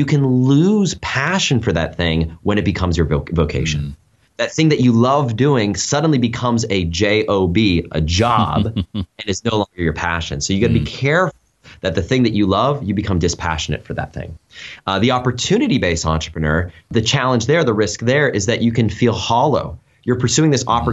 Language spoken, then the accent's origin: English; United States; moved away as an adult; also born or lived in China; We're both American, but we had lived in Asia for about 5 years